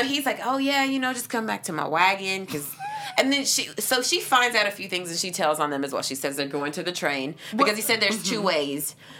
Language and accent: English; Kentucky, United States; I'm from Kentucky.